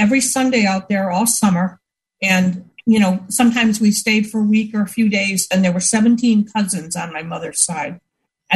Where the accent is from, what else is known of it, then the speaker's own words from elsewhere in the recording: Buffalo, New York, United States; I grew up in Buffalo and in Buffalo, New York